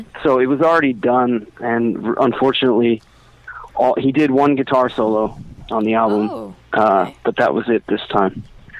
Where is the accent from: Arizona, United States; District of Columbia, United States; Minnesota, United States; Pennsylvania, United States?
Pennsylvania, United States; we're from Pennsylvania.